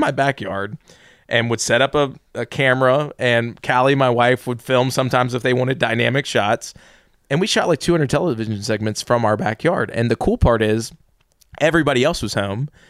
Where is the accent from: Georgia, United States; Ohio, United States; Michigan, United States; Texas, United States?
Georgia, United States; Atlanta; born and raised in the South